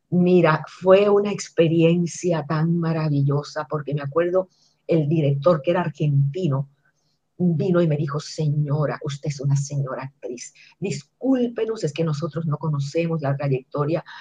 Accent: Puerto Rico; now in United States; Yo venía de Puerto Rico acostumbrada a que la gente me reconociera y aquí cuando yo ent

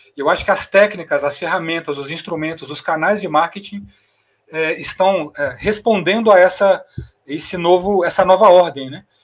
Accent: Goiás, Brazil; no meu caso, que sou goiano

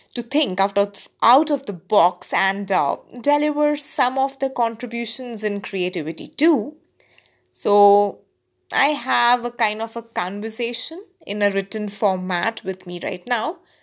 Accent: India; also born or lived in Kolkata, India; I'm an Indian

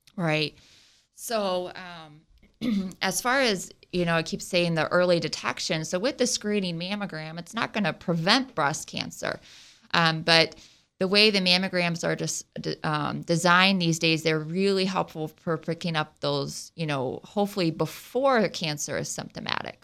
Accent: Southwest Ohio, United States; accent: Ohio; moved away; I'm from Southwest Ohio between Dayton and Cincinnati

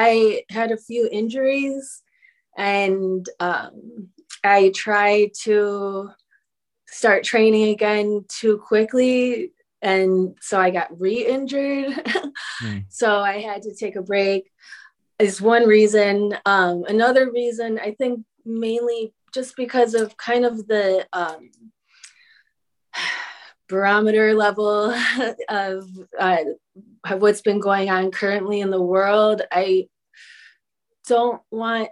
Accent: Chicago, Illinois, United States; I'm from Chicago, so boxing is pretty prevalent there

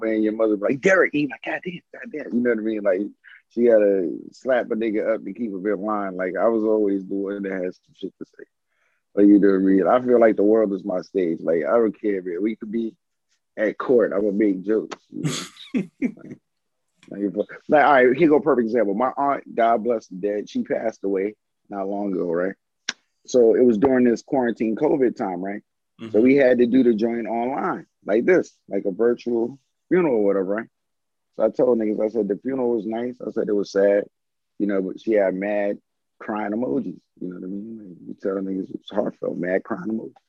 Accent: New York City, New York, United States; now in Georgia, United States; growing up in New York in the Bronx

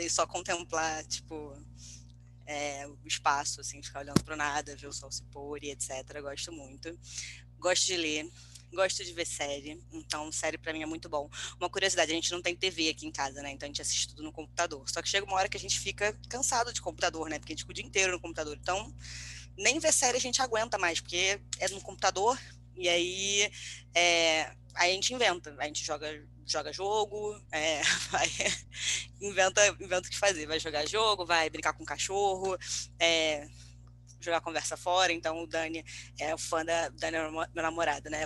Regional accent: Rio de Janeiro, Brazil; moved away as an adult; now in São Paulo, Brazil; moro em São Paulo, sou carioca, mas moro em São Paulo

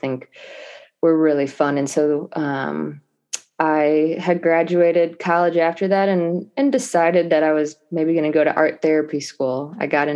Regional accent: Cleveland, Ohio, United States; in Ohio, because I'm from Cleveland

